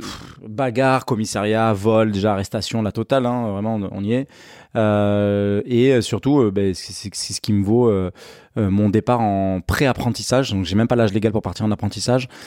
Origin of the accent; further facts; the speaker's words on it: Pessac, Nouvelle-Aquitaine, France; j'habite, euh, à la campagne, j'habite, euh, Saint-Vert-Bordeaux, je suis né à, à Pessac